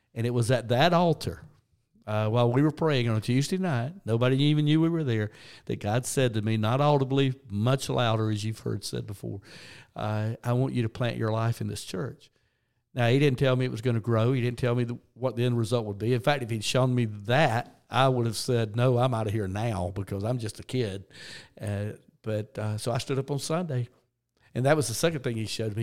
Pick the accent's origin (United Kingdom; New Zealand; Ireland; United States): United States; South Georgia; I grew up in church in South Georgia